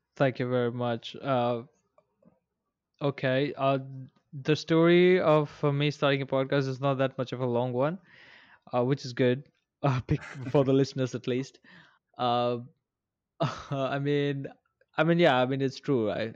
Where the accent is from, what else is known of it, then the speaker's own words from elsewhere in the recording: India; moved away as an adult; also born or lived in Bangalore; I recently came to my hometown from, uh, Bangalore